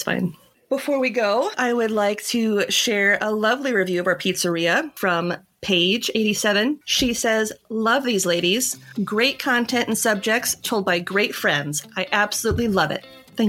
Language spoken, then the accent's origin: English; Minnesota, United States; we're Minnesotan.